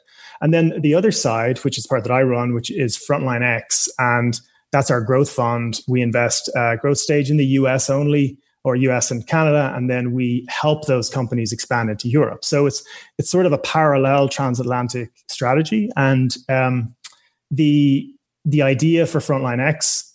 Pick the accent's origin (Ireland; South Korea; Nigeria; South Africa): Ireland; also born or lived in United States / United Kingdom; I was born and raised in Ireland, studied engineering, electrical engineering here